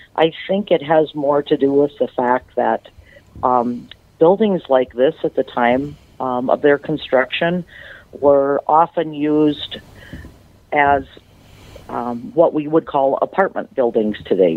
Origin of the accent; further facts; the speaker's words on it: Butterfield, Minnesota, United States; moved away as an adult; now in Sauk Centre, United States; I'm from a small town in southern Minnesota called Butterfield